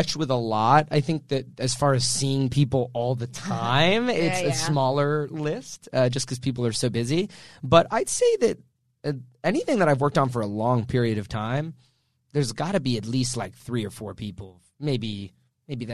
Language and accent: English; Canada; moved away as an adult; also born or lived in Vancouver; now in Los Angeles, United States; a Canadian actor